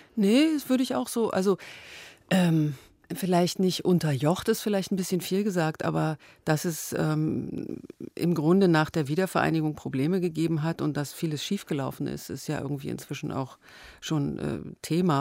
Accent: Germany; ich bin in der DDR aufgewachsen

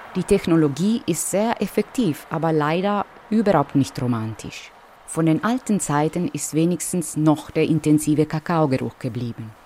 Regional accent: Perugia, Umbria, Italy; meiner Heimatstadt Perugia

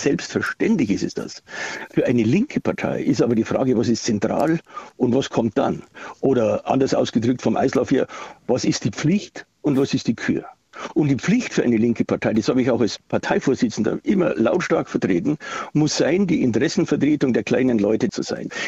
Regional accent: Bavaria, Germany; Quasi selbst in meiner, in meiner Heimatstadt, also wo ich meinen Wahlkreis habe, da habe ich immer die besten Ergebnisse, mit den besten Ergebnissen in Bayern gehabt.

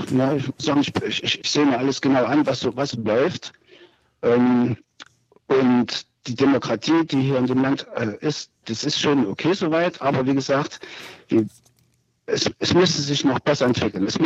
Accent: Germany; Ja, also ich bin in der DDR aufgewachsen und ähm, hatte Kontakt mit, dem, mit der Diktatur hier auch.

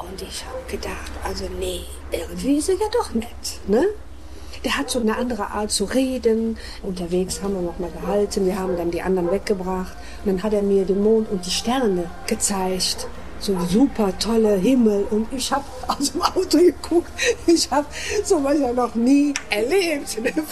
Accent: Frechen, North Rhine-Westphalia, Germany; Ich war also aus Frechen noch nie rausgekommen, außer bei C und A, aber noch nie irgendwo ausgegangen.

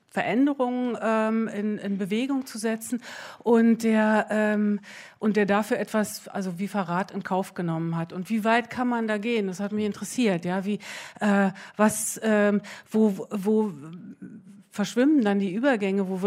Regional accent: East Germany, Germany; wir sind ja ähm, wir sind ja in der DDR eher groß geworden mit Filmen, die, ähm, sagen wir mal, so osteuropäischer Herkunft waren.

